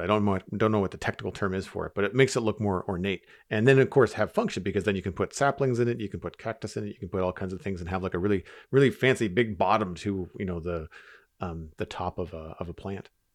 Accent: Canada; As a Canadian

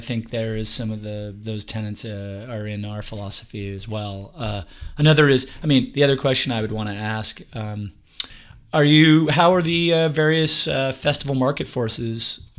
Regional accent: United States; accent: Yankee

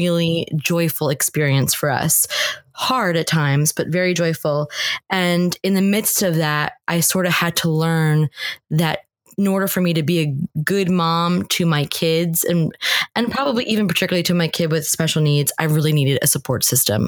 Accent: New Jersey, United States; moved away as an adult; also born or lived in Northern Ireland; I was born and raised in New Jersey, which is where I currently live

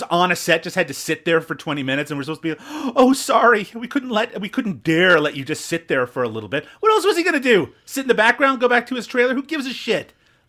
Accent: Newfoundland and Labrador, Canada; accent: Newfoundland; Maybe I should fall back into my Newfoundland accent and see how people feel about that.

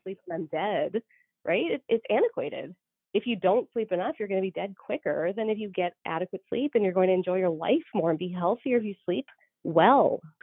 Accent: Canada; also born or lived in Georgia / North Dakota; now in United States; so I'm Canadian

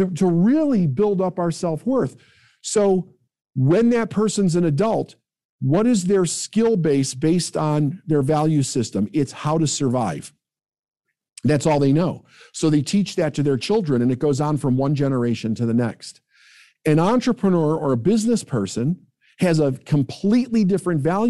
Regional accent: Midwest, United States; I'm from the Midwest

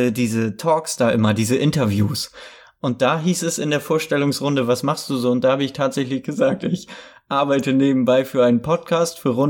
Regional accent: Hamburg, Germany; Ich komme aus Hamburg

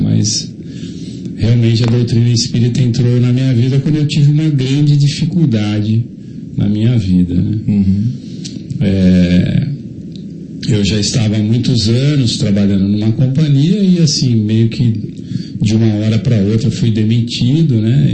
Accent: Jundiaí, São Paulo, Brazil; eu nasci a dois quarteirões da Faculdade de Medicina de Jundiaí.

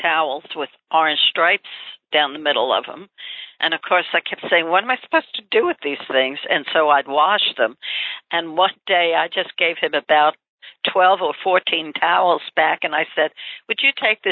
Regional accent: New York, United States; accent: New York; moved away as an adult; also born or lived in Tampa, Florida; you hear my accent. I don't think you can ever lose your New York accent

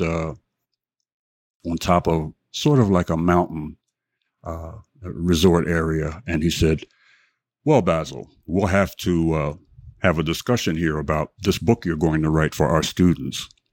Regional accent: Philadelphia, Pennsylvania, United States; born and raised in Philadelphia

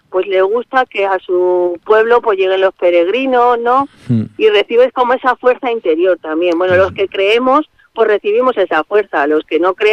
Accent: Madrid, Community of Madrid, Spain; nosotros somos madrileños, y en la vorágine de Madrid

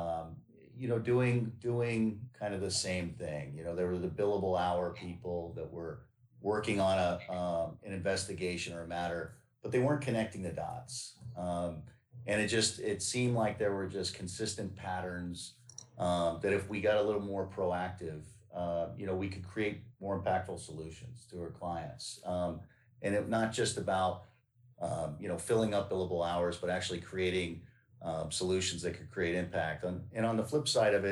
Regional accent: Northern Virginia, United States; I grew up in Northern Virginia

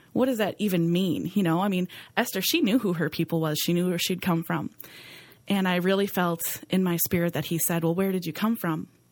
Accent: Green Bay, Wisconsin, United States; I grew up right here in Green Bay

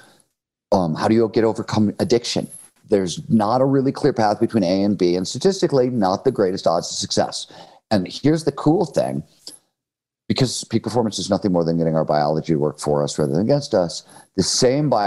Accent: Cleveland, Ohio, United States; I grew up in Cleveland, Ohio in the 1970s

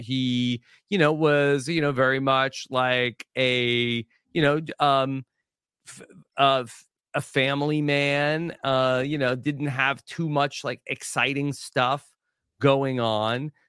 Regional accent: Long Island, New York, United States; growing up on Long Island

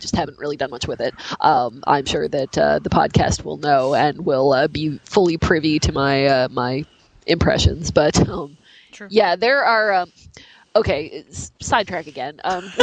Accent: West Virginia, United States; I am from West Virginia

